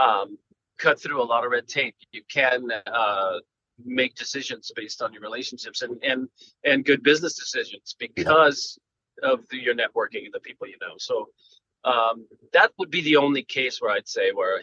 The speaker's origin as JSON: {"language": "English", "region": "Pennsylvania", "country": "United States", "also_born_or_lived": "California", "moved": "yes", "lives_now": "Los Angeles, United States", "said": "I'm originally from Pennsylvania"}